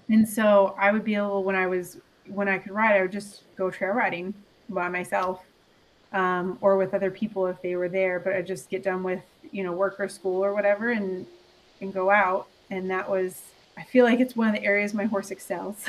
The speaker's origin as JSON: {"language": "English", "town": "Louisville", "region": "Kentucky", "country": "United States", "said": "I'm from Louisville"}